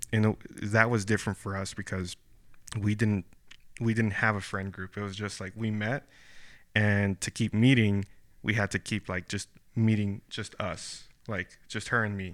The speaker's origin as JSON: {"language": "English", "town": "Brownsville", "region": "Texas", "country": "United States", "tie": "born or raised there", "moved": "as an adult", "lives_now": "San Antonio, United States", "said": "Brownsville, like, my hometown."}